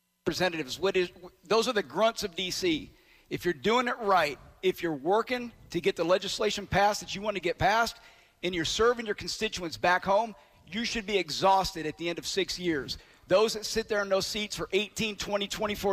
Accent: Monroe, Georgia, United States; I'm from Walton County, Monroe, Georgia.

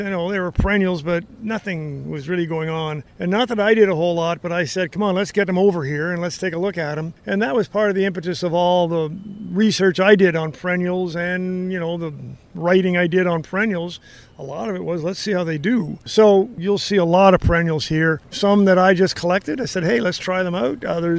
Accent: Canada; moved away as an adult; now in United States; I'm a crazy person from a different country

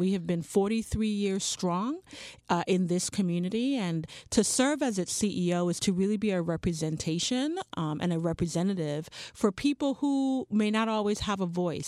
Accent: Charlotte Amalie, U.S. Virgin Islands; moved away; I grew up in Saint Thomas, U S Virgin Islands

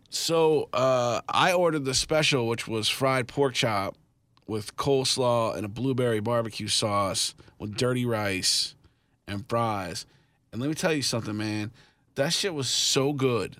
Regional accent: Kansas City, United States; moved away; I'm from Kansas City

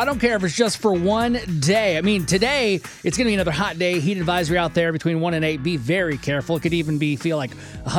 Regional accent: Michigan, United States; now in Texas, United States; I grew up in Michigan or like the Midwest kind of. So I'm used to like 80, 85 being a hot day.

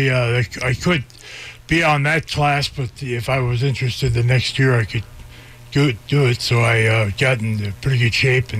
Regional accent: Minnesota, United States; born or raised there

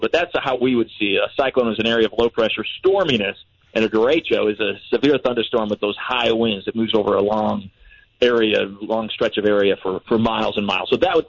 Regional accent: Iowa, United States; moved away; I'm from Iowa.

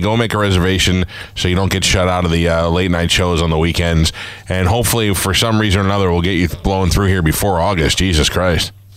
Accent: New York City, New York, United States; born or raised there

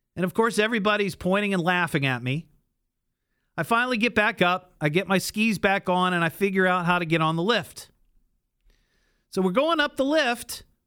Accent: Beavercreek, Ohio, United States; I grew up in Beaver Creek

